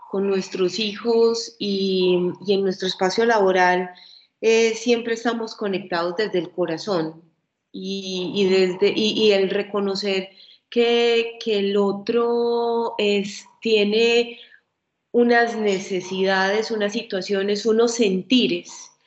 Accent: Antioquia, Colombia; particularmente de nosotras como mujeres antioqueñas, esa firmeza que es parte de nuestra cultura

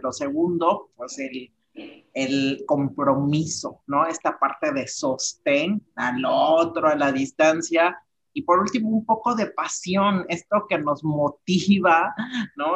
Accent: Mexico; vamos como mexicanos

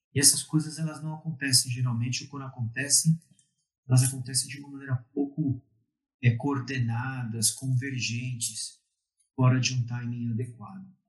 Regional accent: Brazil; A gente é latino, a gente gosta de falar que é brasileiro, que não é latino, somos latinos

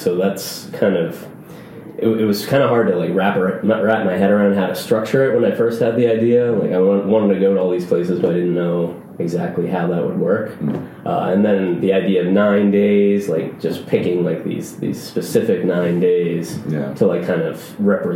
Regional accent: Louisville, Kentucky, United States; I was born in Louisville, Kentucky. My parents are from Boston

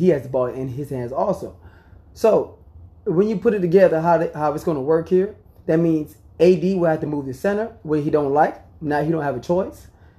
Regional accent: Miami, Florida, United States; I'm from Miami.

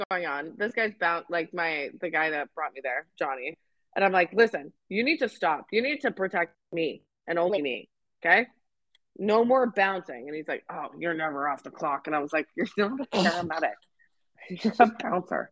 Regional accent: Canada; I'm Canadian

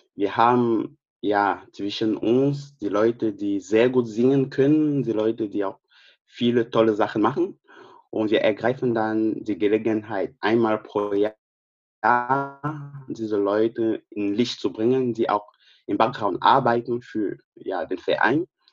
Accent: Cameroon; German is a second language; moved away as an adult; also born or lived in Wolfsburg, Germany; now in Braunschweig, Germany; ich komme aus Kamerun.

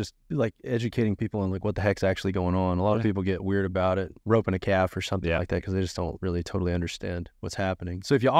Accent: Decatur, Texas, United States; I grew up in Decatur

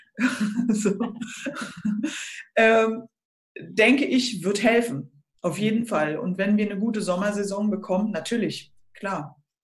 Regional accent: Schleswig-Holstein, Germany; bei uns in Schleswig-Holstein

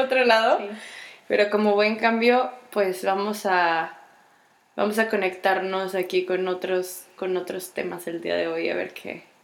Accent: Mexico; soy mexicana, soy latina, soy hispana

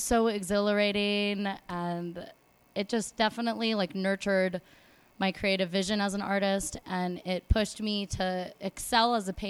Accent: Los Angeles, California, United States; born or raised there

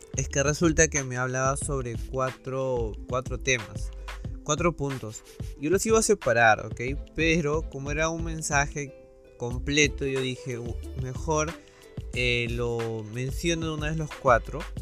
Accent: Lima, Peru; yo soy de Perú, de Lima

